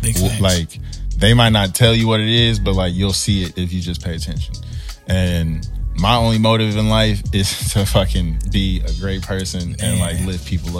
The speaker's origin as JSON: {"language": "English", "town": "Columbus", "region": "Ohio", "country": "United States", "moved": "as an adult", "lives_now": "Nashville, United States", "said": "I'm originally from Columbus, Ohio."}